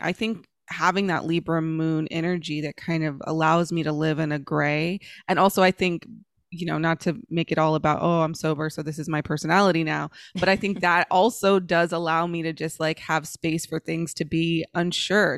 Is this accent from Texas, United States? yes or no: yes; Dallas, Texas, United States; accent: AAVE; the accent that I use in the streets of the hood that I'm from, which is Oak Cliff and Dallas, which when I was growing up was the ghetto